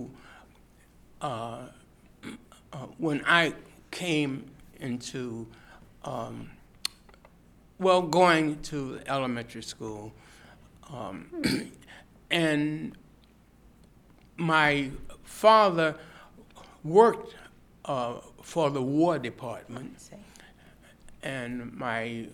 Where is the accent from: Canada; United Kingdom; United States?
United States; Washington, District of Columbia; now in Austin, United States; I was born in Washington, D.C., and in 1934